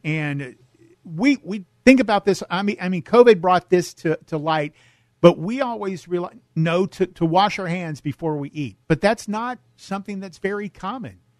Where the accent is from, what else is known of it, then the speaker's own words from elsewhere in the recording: El Cajon, California, United States; moved away; I grew up in El Cajon, down in San Diego County